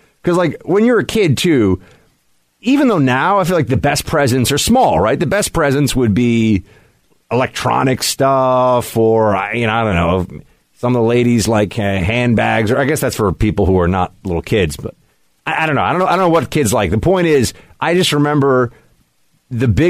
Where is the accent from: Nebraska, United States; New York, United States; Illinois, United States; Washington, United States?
New York, United States; I grew up in New York